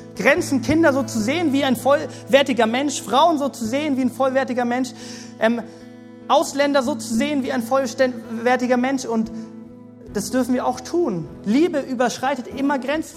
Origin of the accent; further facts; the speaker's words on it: Germany; wie als Deutsche, wie als solche Christen